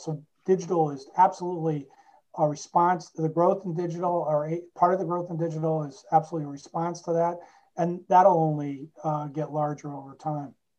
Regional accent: Cleveland, Ohio, United States; moved away as an adult; also born or lived in Washington, District of Columbia, United States; I was born and raised in Cleveland, Ohio

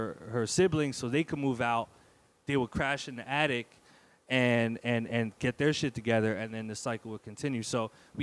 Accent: Newark, New Jersey, United States; also born or lived in Bloomfield, New Jersey / Bronx, New York; I grew up on Roseville Avenue in Newark

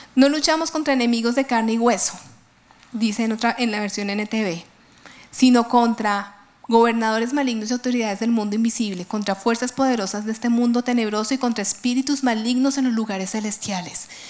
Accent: Colombia; nuestra Colombia

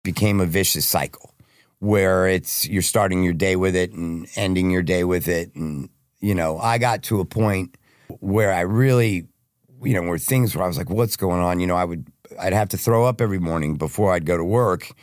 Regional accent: Plano, Texas, United States; I'm from Plano, Texas. Born and raised

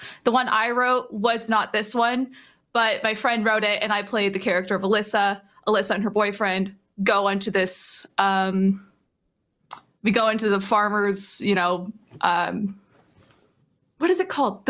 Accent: Southern California, United States; I grew up in Southern California

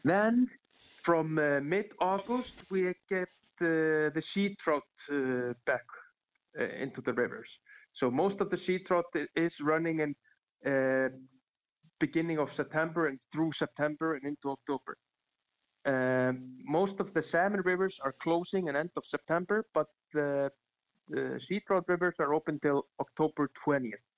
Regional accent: Reykjavik, Capital Region, Iceland; I was uh, born and raised in uh, Reykjavik city in, in Iceland.

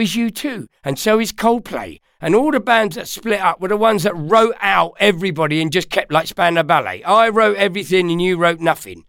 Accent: London, United Kingdom; also born or lived in Ireland; I'm born in Ireland, but I'm from London, yeah, North London.

